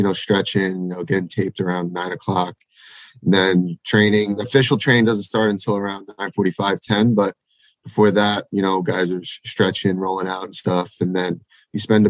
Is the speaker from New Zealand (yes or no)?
no; Massapequa, New York, United States; My hometown. Oh, yeah. So it's actually called Massapequa